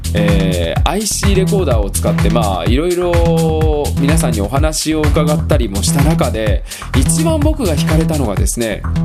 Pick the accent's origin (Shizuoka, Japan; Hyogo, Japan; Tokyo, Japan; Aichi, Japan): Hyogo, Japan; Nishinomiya; 僕の実家、兵庫県の西宮市なんですけれども